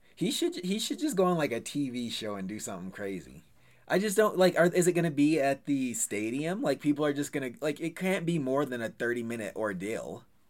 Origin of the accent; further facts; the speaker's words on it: United States; I'm American